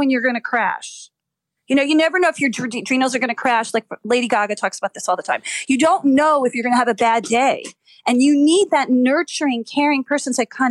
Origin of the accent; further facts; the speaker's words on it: New Jersey, United States; I'm from Jersey